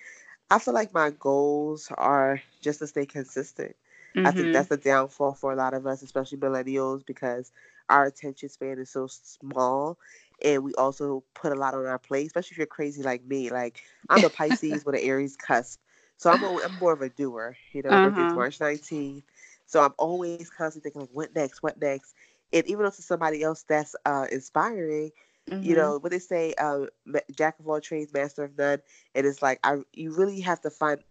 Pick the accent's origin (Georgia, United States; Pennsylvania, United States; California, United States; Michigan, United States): Pennsylvania, United States; Philadelphia; moved away as an adult; also born or lived in Queens, New York / Washington, D.C.; I was born in Queens, New York. I was raised in Philly, and I grew into a woman in D.C.